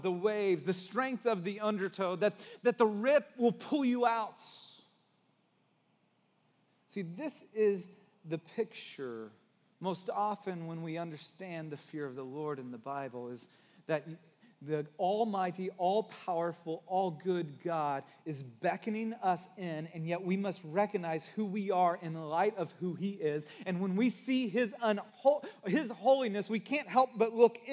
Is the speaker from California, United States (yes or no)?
yes; Santa Cruz, California, United States; growing up in Santa Cruz and surfing